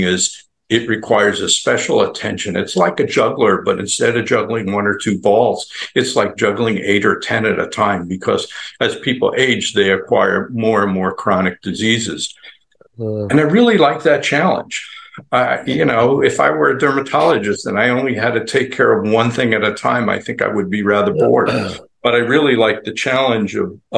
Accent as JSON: {"language": "English", "area": "Long Island", "region": "New York", "country": "United States", "tie": "born or raised there", "moved": "yes", "lives_now": "Tampa Bay area, United States", "said": "I live in the Tampa Bay area, but I grew up not far from where your picture is in Times Square. I grew up on Long Island"}